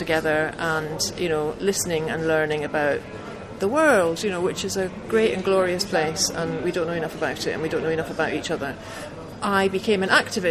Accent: Glasgow, Scotland, United Kingdom; I grew up in Glasgow in the 1970s

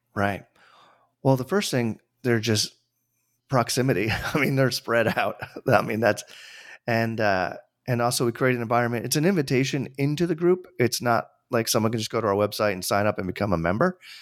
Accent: Tarrytown, New York, United States; I grew up, uh, an hour north of New York City. And, uh, with, for those who live in the New York area, that means, like, Westchester. I was born in Tarrytown

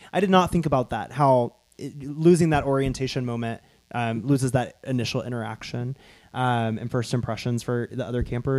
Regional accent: the South, United States; we're from the South.

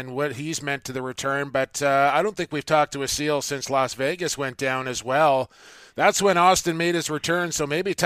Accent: Coquitlam, British Columbia, Canada; my hometown of Coquitlam, British Columbia

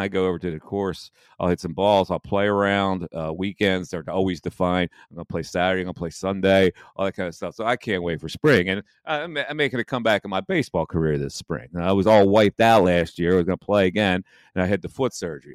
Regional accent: Bristol, Pennsylvania, United States; I'm from Bristol.

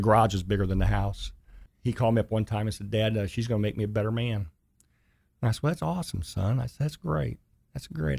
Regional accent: Dayton, Ohio, United States; moved away as an adult; also born or lived in Kettering, Ohio; now in Chattanooga, United States; I grew up in Dayton, Ohio.

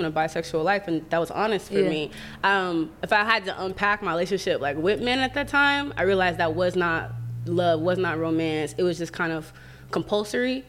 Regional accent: Georgia, United States; I grew up in Georgia

